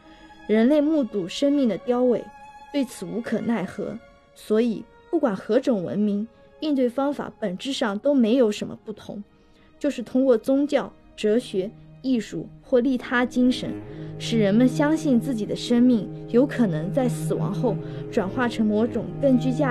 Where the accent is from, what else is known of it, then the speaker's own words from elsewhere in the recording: Jiangnan, China; 我想起初春时我们江南人爱吃的马兰头，确实在根茎相交处有一些紫色。